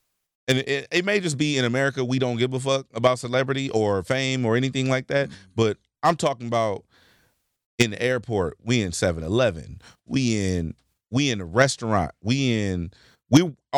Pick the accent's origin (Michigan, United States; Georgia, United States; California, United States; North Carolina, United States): California, United States; Carson; You know, I'm from Carson.